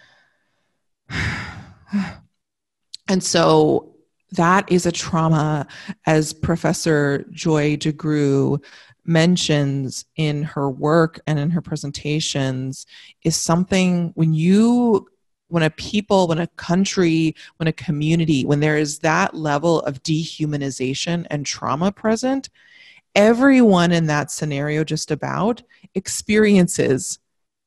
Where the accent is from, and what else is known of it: United States